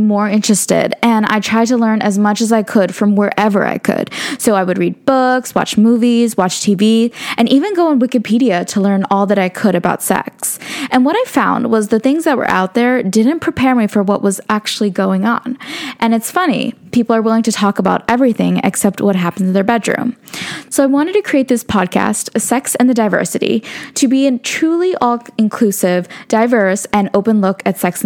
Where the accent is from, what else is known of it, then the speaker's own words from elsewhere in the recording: United States; as an Indian American, I grew up in an extremely conservative household